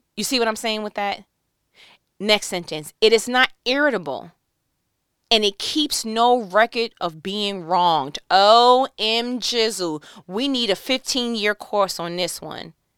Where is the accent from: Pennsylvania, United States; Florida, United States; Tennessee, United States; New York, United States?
New York, United States; I'm from New York